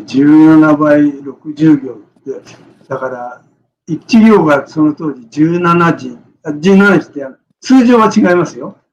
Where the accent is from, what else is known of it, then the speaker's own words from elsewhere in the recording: Tokyo, Japan; moved away as an adult; also born or lived in Morioka; now in Iwate, Japan; 出身は東京です。